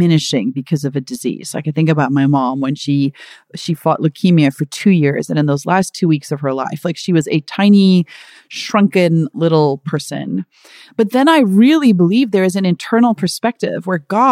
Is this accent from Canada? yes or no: no; South Africa; I'm from South Africa